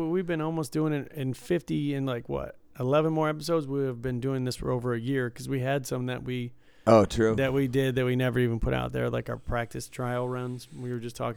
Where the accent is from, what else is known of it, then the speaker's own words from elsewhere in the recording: United States; I'm American